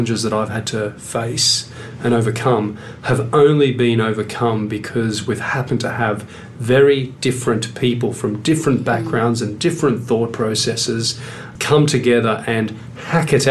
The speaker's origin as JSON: {"language": "English", "town": "Sydney", "region": "New South Wales", "country": "Australia", "tie": "born or raised there", "moved": "yes", "said": "I come from Western Sydney"}